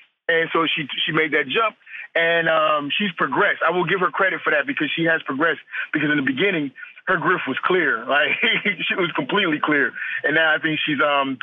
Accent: United States; I'm an American. I live in America

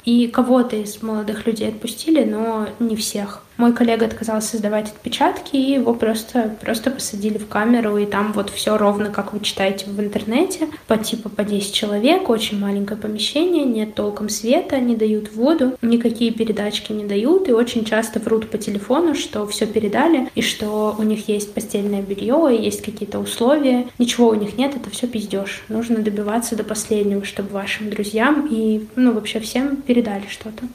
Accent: Pushkin, Saint Petersburg, Russia; Приехали мы в итоге в мой родной город, где я родилась. Я родилась в Пушкине

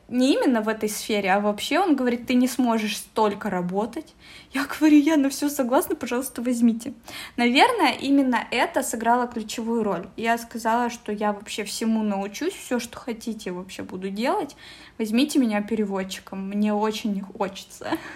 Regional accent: Omsk, Omsk Oblast, Russia; now in Moscow, Russia; я живу сейчас в Москве. Очень часто переезжаю. Вообще я из Омска

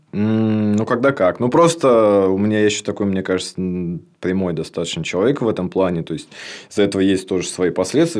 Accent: Lipetsk Oblast, Russia; moved away as an adult; now in Tambov, Russia; Я с Липецкой области

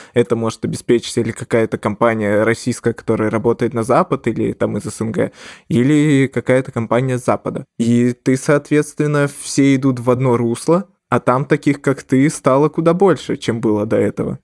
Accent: Belarus; also born or lived in Ukraine; я как бы жил всю жизнь в Беларуси

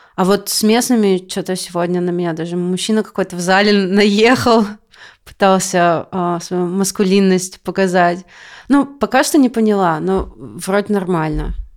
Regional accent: Siberia, Russia; moved away as an adult; now in California, United States; я из Сибири

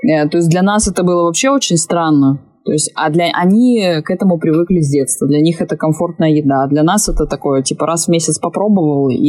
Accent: Crimea, Ukraine; вот, допустим, я росла в Крыму

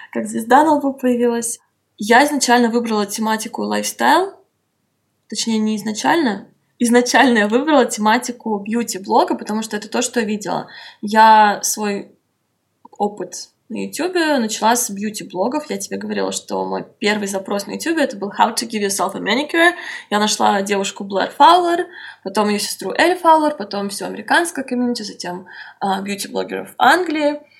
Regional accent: Moscow, Russia; я стояла лицом к лицу к нему, и я сказала ему, что я из Москвы, и он сказал, что они стараются сделать концерт в Москве.

